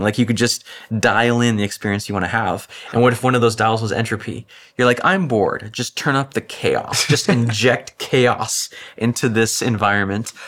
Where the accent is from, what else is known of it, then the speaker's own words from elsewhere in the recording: Orange County, California, United States; I grew up in Orange County